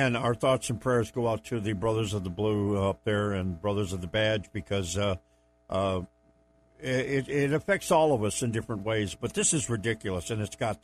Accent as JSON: {"language": "English", "region": "New York", "country": "United States", "moved": "as an adult", "said": "I'm originally from New York State, was a resident there for a number of years, firefighter, retired out of New York, out of the city."}